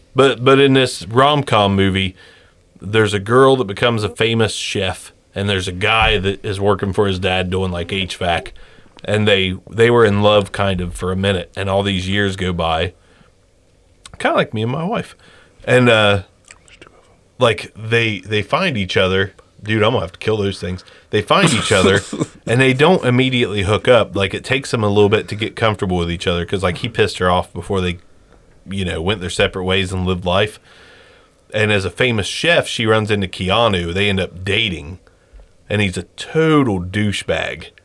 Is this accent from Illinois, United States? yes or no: no; Jackson, Ohio, United States; we're from Jackson